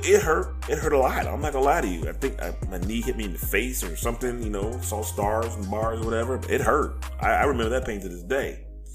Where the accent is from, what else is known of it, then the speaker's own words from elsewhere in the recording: Louisiana, United States; also born or lived in Texas / Oklahoma / North Carolina; I will tell you that I am 51. I have lived with racism all my life. I grew up in Louisiana. I grew up in parts of Texas. I lived in Oklahoma. I lived in North Carolina.